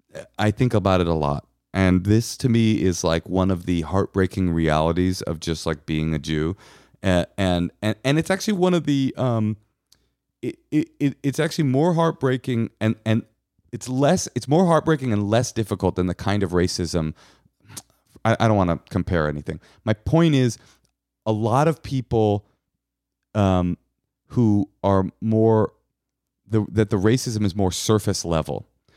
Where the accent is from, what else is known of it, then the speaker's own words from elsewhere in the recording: California, United States; I'm from California. It's just, it's never come up.